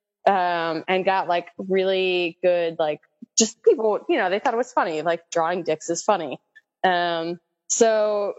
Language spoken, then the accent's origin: English; New Jersey, United States; I'm from New Jersey